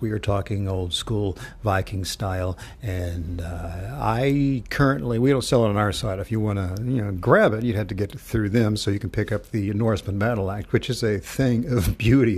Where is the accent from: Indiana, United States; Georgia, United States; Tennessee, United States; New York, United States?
Tennessee, United States; Knoxville; my hometown of, uh, Knoxville